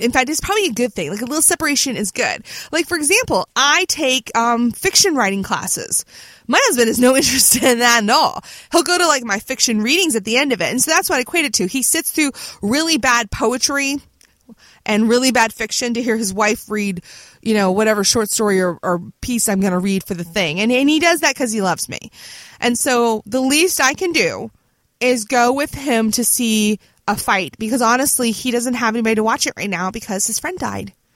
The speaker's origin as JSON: {"language": "English", "town": "Virginia Beach", "region": "Virginia", "country": "United States", "tie": "born or raised there", "said": "my hometown of Virginia Beach"}